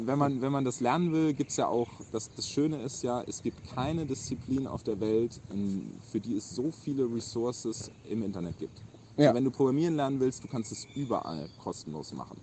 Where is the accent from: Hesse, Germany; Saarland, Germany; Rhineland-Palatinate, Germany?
Rhineland-Palatinate, Germany; moved away as an adult; now in Hamburg, Germany; ich komme aus Rheinland-Pfalz